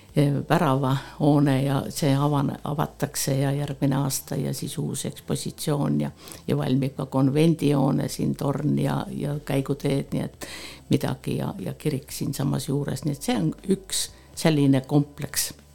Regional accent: Põltsamaa, Jõgeva County, Estonia; also born or lived in Tallinn; ma olen äh, sündinud äh, Rõstla külas ja mul on oma sünnikodu ja oma vanemad ja ma olen käinud ka Põltsamaa keskkoolis

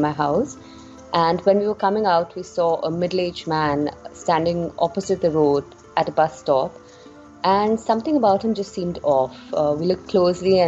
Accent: India; as Indian women

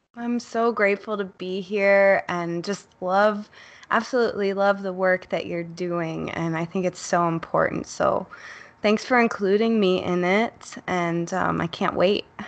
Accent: Chicago, Illinois, United States; I grew up in Chicago, Uh, I was born not too far from Wrigley Field

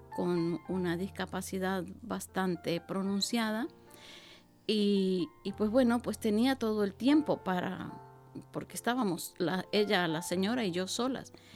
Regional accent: Venezuela; moved away as an adult; also born or lived in Basque Country; now in Bilbao, Spain; yo soy venezolana y estoy en el País Vasco

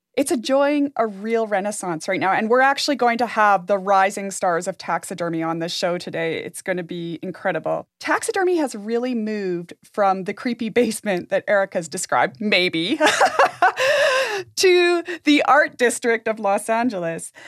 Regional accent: Jasper, Alberta, Canada; When I was growing up in Jasper

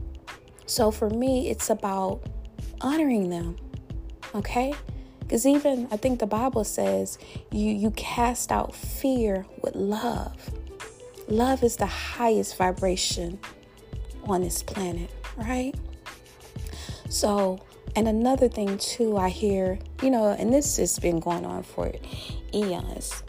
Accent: Louisiana, United States; my home state, my beloved state, that boot state of Louisiana

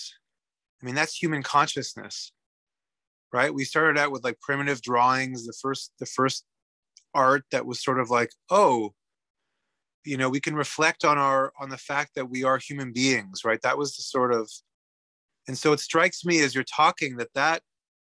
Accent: Canada; moved away as an adult; now in Sweden; I emigrated from Canada to Sweden 3 years ago

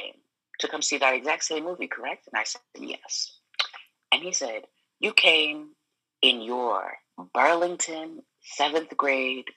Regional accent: Cameroon; moved away; where are you from? And I was like, Cameroon

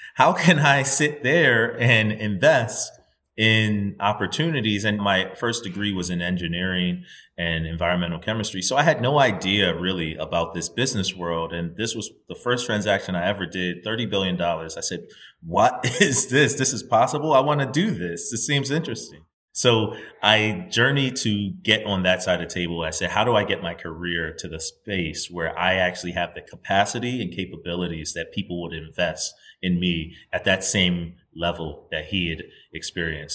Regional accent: United States; I'm a Nigerian, right? My parents are both Nigerian immigrants to the United States, and I was born in the United States

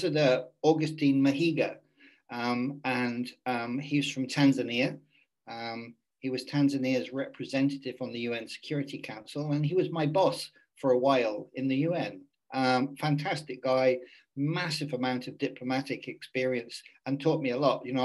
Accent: Cornwall, South West England, United Kingdom; moved away; I was born in Cornwall in England

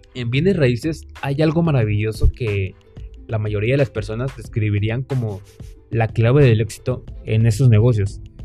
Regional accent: Villahermosa, Tabasco, Mexico; mexicano, nacido en Villahermosa, Tabasco

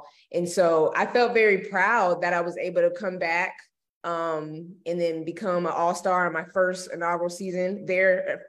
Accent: Jacksonville, Florida, United States; also born or lived in Gainesville, Florida; so I'm originally from Jacksonville, Florida. Yes. And so I pretty much was raised there majority of my life.

